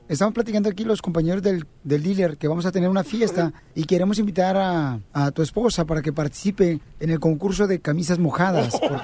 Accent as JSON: {"language": "Spanish", "town": "Ocotlán", "region": "Jalisco", "country": "Mexico", "tie": "born or raised there", "moved": "yes", "lives_now": "United States", "said": "está cerca de mi pueblo hermoso natal"}